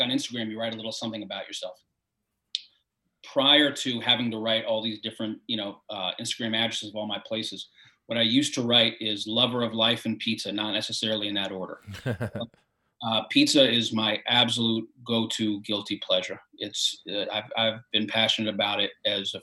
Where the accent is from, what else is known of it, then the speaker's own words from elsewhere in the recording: New York City, New York, United States; I grew up in New York when New York was a badass place